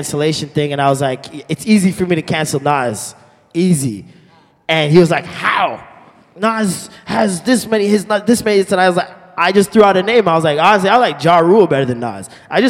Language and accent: English; Toronto, Ontario, Canada; I'm from Toronto